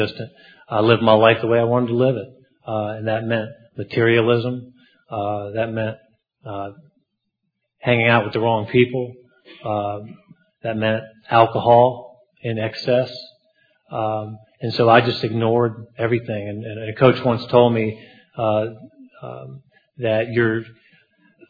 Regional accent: Atlanta, Georgia, United States; moved away; I'm from Atlanta, Georgia

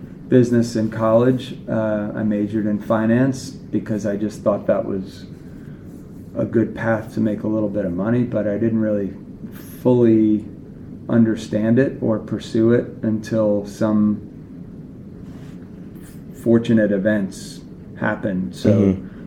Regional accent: New York City, New York, United States; I grew up in Queens, New York

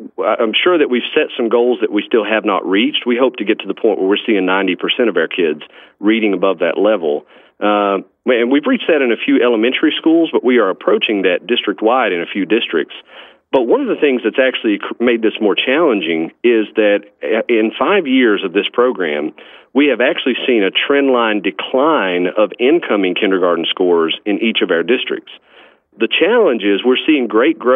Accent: Clay County, Kentucky, United States; I actually was born and raised in Clay County, Kentucky, and graduated from there

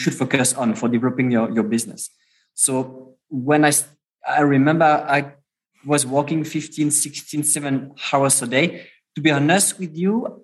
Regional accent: France; moved away; also born or lived in Germany / United States / Switzerland; I'm pure product from France, because it means I had a class preparatory class

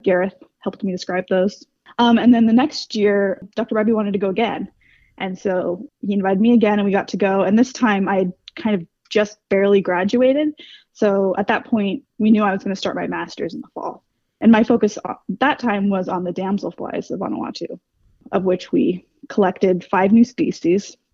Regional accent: West Coast, United States; now in Cleveland, United States; I grew up on the West Coast

